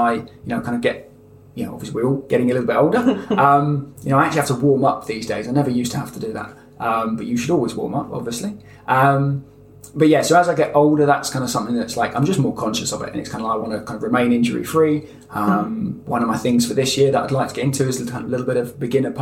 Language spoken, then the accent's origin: English; London, United Kingdom; moved away; also born or lived in Devon; I was born in London, actually, not too far from here. And then I've spent the last kind of 15 years down in the southwest of England, down in Devon.